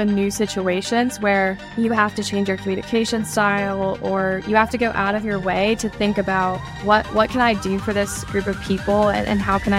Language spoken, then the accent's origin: English; Alabama, United States; I think because the community is so small and you have a lot of free time because, you know, there's not so much going on like in a big city.